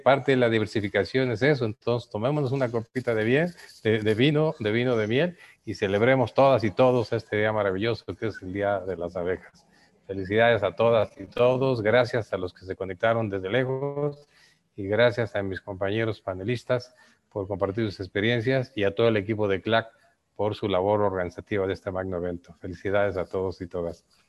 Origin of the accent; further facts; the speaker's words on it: Yucatán Peninsula, Mexico; Yo que vengo de la península de Yucatán